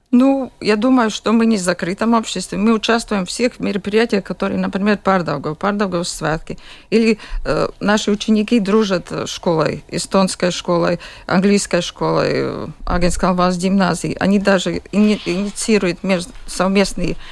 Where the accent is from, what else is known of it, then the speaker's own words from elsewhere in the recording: Jurmala, Latvia; я из Юрмалы, я родилась в Юрмале и живу в Юрмале